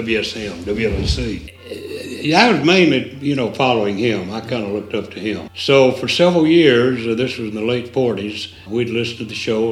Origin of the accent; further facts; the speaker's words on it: White Bluff, Tennessee, United States; also born or lived in Knoxville, Tennessee; I grew up right outside Nashville in the late 30s and 40s in a little town called White Bluff, Tennessee